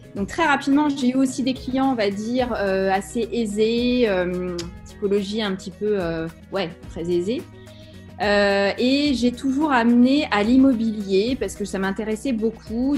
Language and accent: French; Saint-Brieuc, Brittany, France; je suis née à Saint-Brieuc, donc dans les Côtes d'Armor. Je suis une bretonne de pure souche